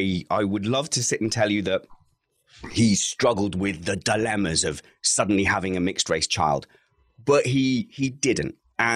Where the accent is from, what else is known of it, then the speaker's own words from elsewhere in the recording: Kent, South East England, United Kingdom; now in Colchester, United Kingdom; But where are you from originally? Kent.